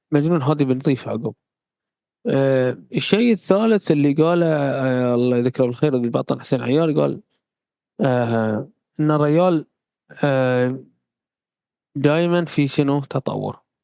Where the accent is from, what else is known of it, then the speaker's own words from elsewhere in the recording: Bahrain; عندنا في البحرين